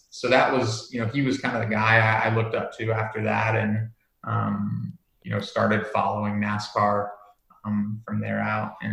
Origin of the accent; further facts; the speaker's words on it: Netherlands; moved away; also born or lived in United States; um, but yeah, so I, I was born in the States and we moved over when I was really young.